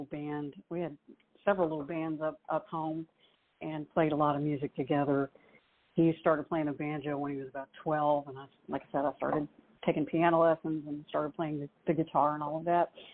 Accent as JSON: {"language": "English", "region": "Pennsylvania", "country": "United States", "moved": "yes", "lives_now": "Nashville, United States", "said": "I'm from Pennsylvania originally, and I grew up with country music."}